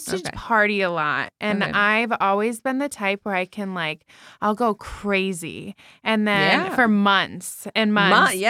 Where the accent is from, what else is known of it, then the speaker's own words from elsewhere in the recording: New Jersey, United States; now in Las Vegas, United States; Because I'm from Jersey and I moved to Vegas.